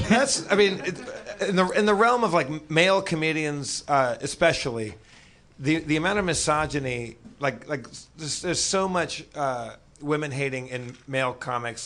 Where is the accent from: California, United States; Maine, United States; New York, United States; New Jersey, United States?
California, United States; Los Angeles; I grew up in Los Angeles